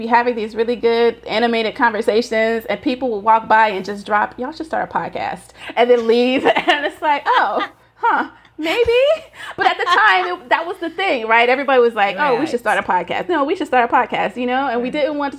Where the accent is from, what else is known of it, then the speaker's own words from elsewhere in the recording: Tennessee, United States; I'm from Tennessee in America. You are British Nigerian. I don't know where we connect.